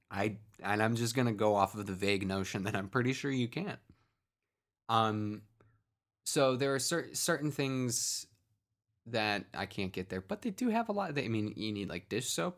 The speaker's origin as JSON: {"language": "English", "town": "Cleveland", "region": "Ohio", "country": "United States", "tie": "born or raised there", "said": "I grew up in the, the east, far-flung eastern suburbs of, of Cleveland"}